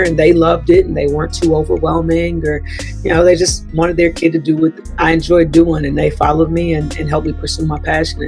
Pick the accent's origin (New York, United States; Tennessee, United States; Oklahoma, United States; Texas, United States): Texas, United States; Bay City; grew up in Bay City, Texas, south of Houston